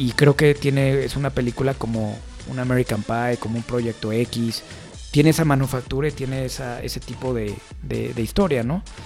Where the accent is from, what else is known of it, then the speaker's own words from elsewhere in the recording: Mexico; nuestro país